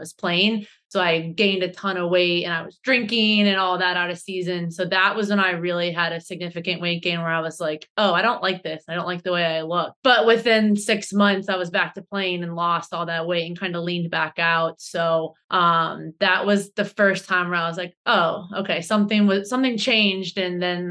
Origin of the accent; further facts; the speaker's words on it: Ohio, United States; moved away as an adult; now in Boston, United States; I live in Boston, Massachusetts, USA. I'm originally from Ohio.